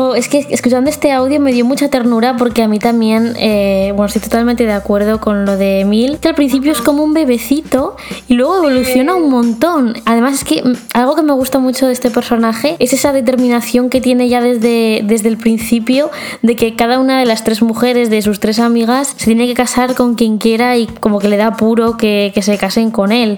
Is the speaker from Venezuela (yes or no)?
no; Argentina; soy de Argentina